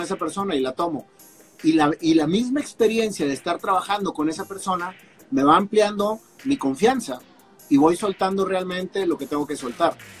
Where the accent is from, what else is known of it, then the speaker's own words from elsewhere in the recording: Monterrey, Nuevo León, Mexico; soy mexicano, nacido en Monterrey, Nuevo León, eh, con mucho orgullo